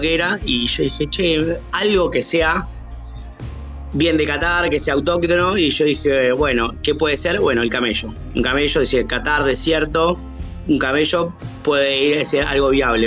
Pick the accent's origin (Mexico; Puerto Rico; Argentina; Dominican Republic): Argentina; lo que somos los argentinos